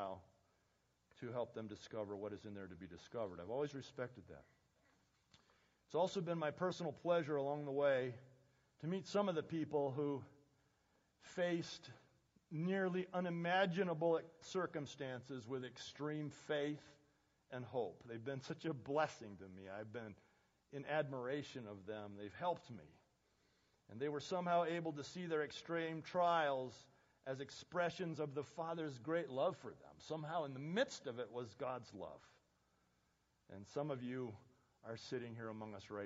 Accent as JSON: {"language": "English", "country": "United States", "said": "American Christians"}